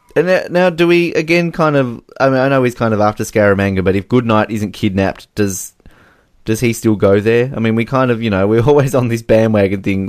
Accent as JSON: {"language": "English", "country": "Australia", "said": "I'm Australian."}